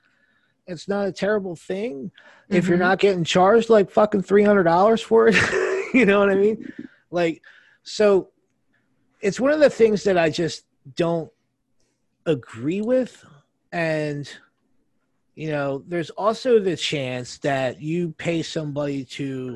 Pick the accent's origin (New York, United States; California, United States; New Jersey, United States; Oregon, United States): New Jersey, United States; I'm from New Jersey.